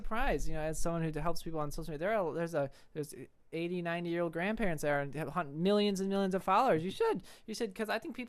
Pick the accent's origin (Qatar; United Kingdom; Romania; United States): United States; Chicago, Illinois; I'm also from Illinois, which is kind of funny. I'm from southwest side of Chicago